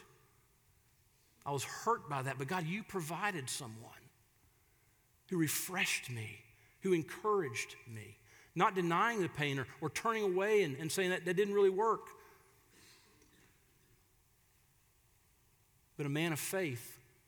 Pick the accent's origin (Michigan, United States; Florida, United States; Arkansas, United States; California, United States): Florida, United States; moved away; my hometown down in Florida